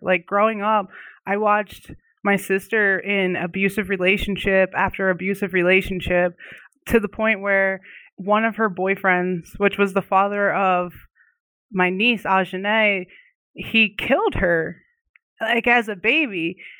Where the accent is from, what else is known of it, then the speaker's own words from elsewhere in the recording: Oxford, Pennsylvania, United States; now in Arizona, United States; I'm living out in Arizona right now, but I'm originally from a small town, um, in Pennsylvania called Oxford